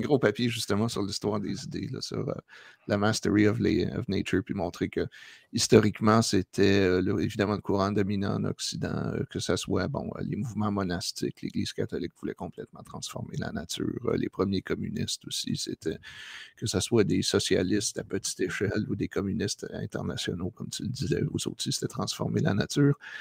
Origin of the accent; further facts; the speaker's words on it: Quebec, Canada; moved away; Ça, fait genre 25 ans que j'ai quitté le Québec